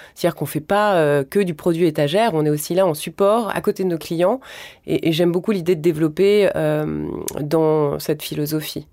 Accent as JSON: {"language": "French", "town": "Carry-le-Rouet", "region": "Provence-Alpes-Côte d'Azur", "country": "France", "tie": "born or raised there", "also_born_or_lived": "Marseille", "said": "c'est surtout l'endroit où j'ai grandi. En fait, mes grands-parents y vivaient"}